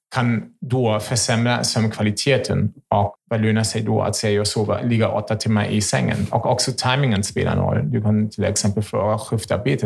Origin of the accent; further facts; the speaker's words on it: Germany; Swedish is a second language; now in Sweden; Jag är ju en tysk